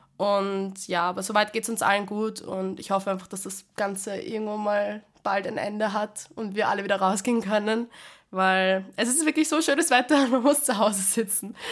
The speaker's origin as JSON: {"language": "German", "region": "Vienna", "country": "Austria", "tie": "born or raised there", "said": "meine Heimatskirche im 16. bei uns in Wien, im 16. Bezirk. Und da habe ich als kleines Mädel immer gesungen"}